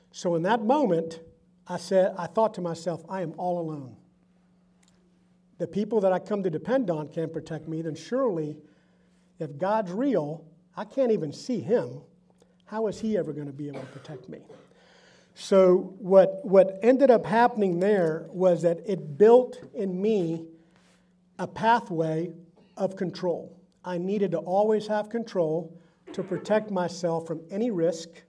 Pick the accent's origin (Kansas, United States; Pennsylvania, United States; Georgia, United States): Georgia, United States; Augusta; first language Spanish; English is a second language; also born or lived in San Juan, Puerto Rico; I was born in San Juan, Puerto Rico. Notice the accent. And my parents lived in Puerto Rico until my dad got transferred to move to Augusta, Georgia when I was eight years old. And we moved there not knowing how to speak English